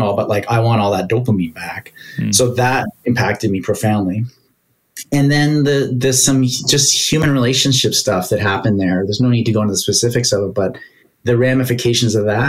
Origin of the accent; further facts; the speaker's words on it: Canada; I'm Canadian